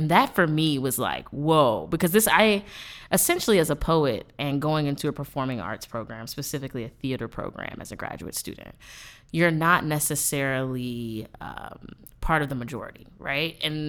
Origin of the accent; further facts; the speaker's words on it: Atlanta, Georgia, United States; I am from Atlanta, Georgia. Shout out to the ATL.